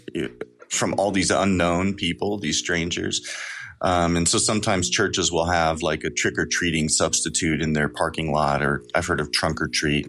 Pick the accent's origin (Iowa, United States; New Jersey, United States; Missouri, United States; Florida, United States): Missouri, United States; Kansas City; I'm from Kansas City, Missouri